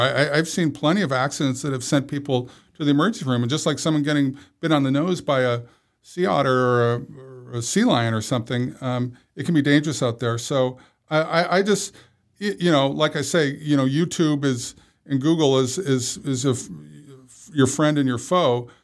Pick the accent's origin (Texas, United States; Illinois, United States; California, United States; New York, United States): California, United States; Santa Monica; I was born in Santa Monica. Uh, I've lived here most of my life